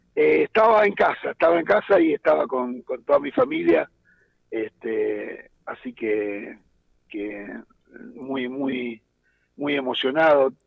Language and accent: Spanish; Argentina; somos argentinos